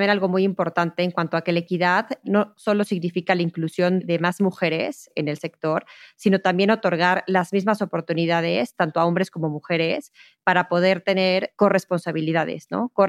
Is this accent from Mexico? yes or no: yes; Mexico; en donde más debemos de trabajar como mexicanos, como empresarios, como gobierno, para desarrollar y potencializar el desarrollo tecnológico y de innovación en México?